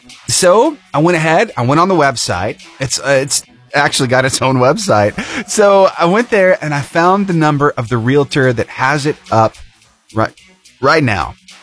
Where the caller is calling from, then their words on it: Alabama, United States; Alabama, in North Alabama.